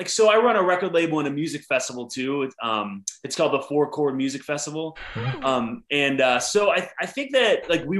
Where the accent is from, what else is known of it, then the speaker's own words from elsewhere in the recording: Pittsburgh, Pennsylvania, United States; we're from Pittsburgh, Pennsylvania.